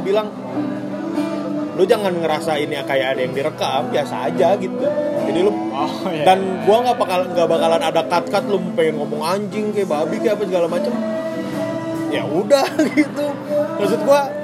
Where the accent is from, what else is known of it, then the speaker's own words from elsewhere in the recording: Tangerang, Banten, Indonesia; moved away as an adult; now in Bandung, Indonesia; gue domisili ya gue orang Tangerang gitu ke Bandung kan ngekos